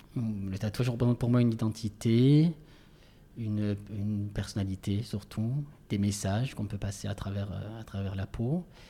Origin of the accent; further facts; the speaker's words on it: Marseille, Provence-Alpes-Côte d'Azur, France; accent: Marseillais; moved away; also born or lived in Paris; j'ai toujours mon accent, mon accent marseillais qui est assez fort